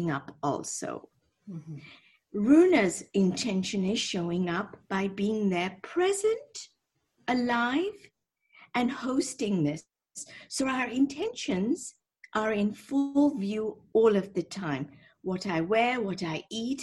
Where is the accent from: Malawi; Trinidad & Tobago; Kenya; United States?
Kenya; Nairobi; moved away as an adult; also born or lived in Scotland / London; I'm from Kenya originally. I was born and raised on the equator, actually.